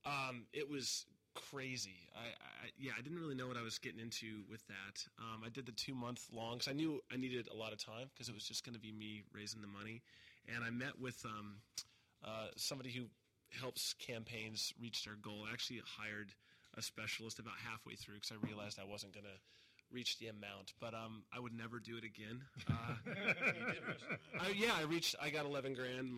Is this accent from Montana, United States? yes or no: yes; Montana, United States; moved away as an adult; now in Los Angeles, United States; I'm from Montana, so I'm from a very small community